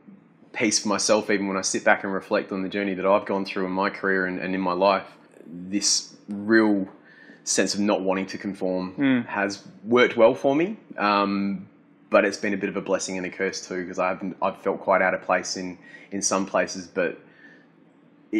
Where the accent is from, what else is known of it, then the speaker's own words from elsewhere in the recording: Adelaide, South Australia, Australia; I grew up in Hackham